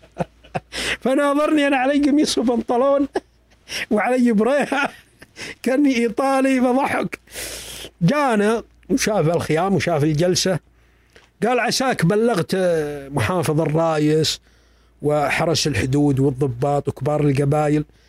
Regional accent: Saudi Arabia; أنا ابن البلد هذا

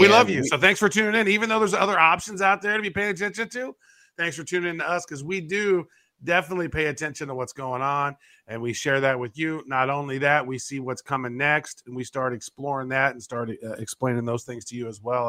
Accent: Canada; He's calling me Chinese. I'm Canadian, right?

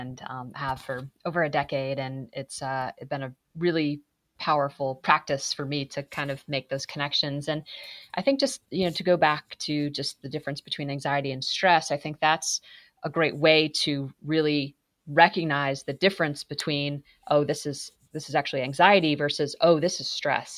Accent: Massachusetts, United States; I'm from Massachusetts. I grew up in New England

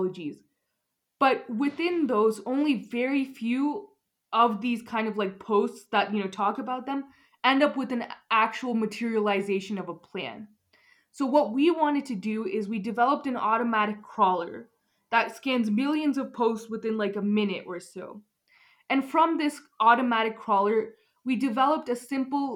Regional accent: Highlands Ranch, Colorado, United States; I'm like from South Denver, so Highlands Ranch

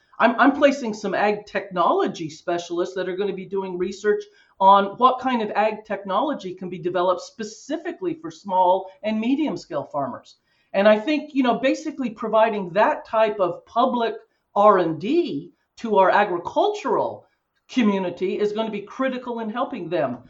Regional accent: Colorado, United States; now in California, United States; I grew up in Colorado in the mountains.

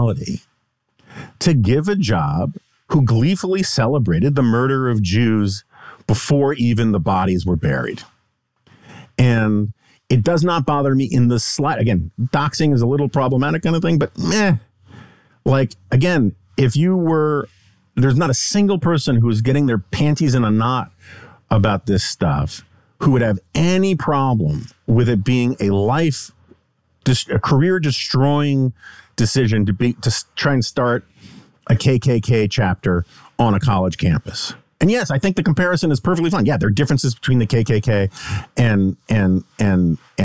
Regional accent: New York City, New York, United States; In the 1980s, like growing up in New York City

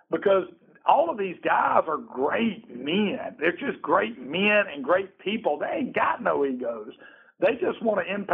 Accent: Alabama, United States; now in Georgia, United States; I'm from Alabama, and I came to Georgia.

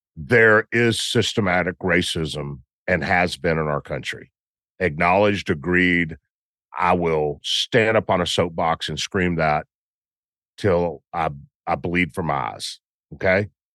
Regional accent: Memphis, Tennessee, United States; I'm from Memphis

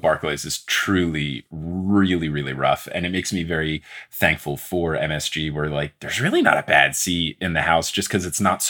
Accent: New Jersey, United States; now in New York, United States; I'm from Jersey and I live in New York now.

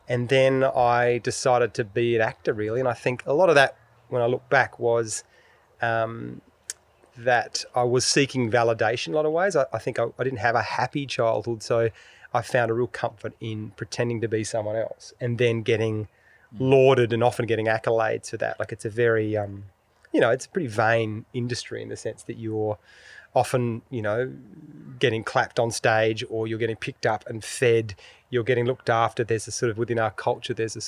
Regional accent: Adelaide, South Australia, Australia; grew up in Adelaide, born and raised in Adelaide

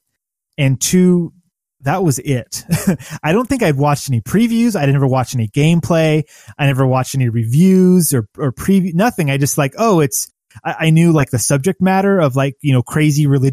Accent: United States; as an American in America

